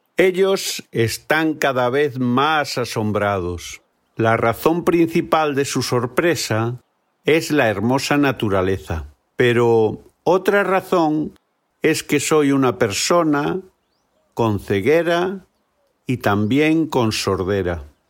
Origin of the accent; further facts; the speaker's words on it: Galicia, Spain; Soy de Galicia, en el noroeste de España